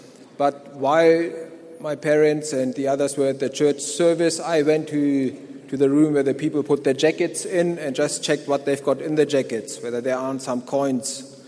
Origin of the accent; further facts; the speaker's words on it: Germany; moved away as an adult; now in South Africa; I live here at the mission. I'm from Germany. I grew up and lived in Germany till the Lord called me to this place. Now, I grew up in a Christian home.